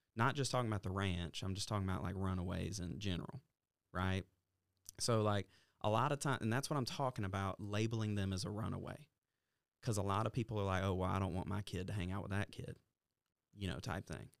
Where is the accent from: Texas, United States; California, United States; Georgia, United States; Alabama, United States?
Alabama, United States; we're from Alabama